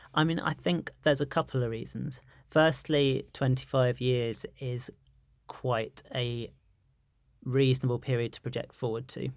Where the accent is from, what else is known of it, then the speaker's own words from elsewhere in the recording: London, United Kingdom; I'm a Londoner